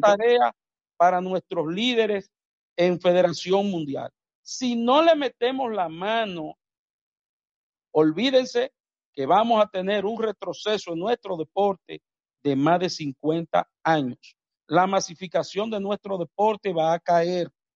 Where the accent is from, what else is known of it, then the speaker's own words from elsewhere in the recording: Dominican Republic; en mi país, República Dominicana